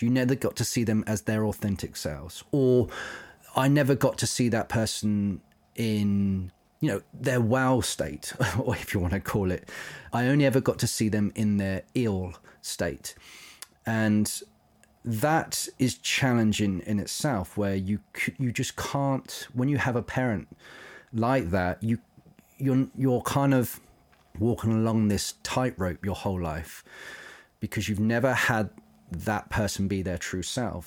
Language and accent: English; Isle of Wight, South East England, United Kingdom; moved away; I grew up on the Isle of Wight